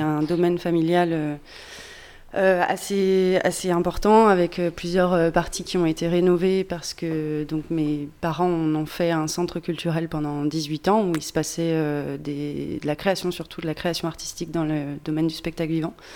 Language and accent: French; Pilat, Auvergne-Rhône-Alpes, France; moved away as an adult; je suis originaire du Pilat